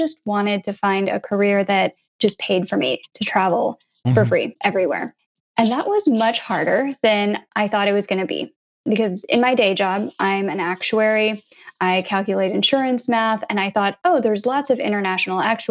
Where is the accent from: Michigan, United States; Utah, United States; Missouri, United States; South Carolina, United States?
Missouri, United States; Blue Springs; now in New Jersey, United States; I grew up in Blue Springs, Missouri, which is right in the middle of the U.S.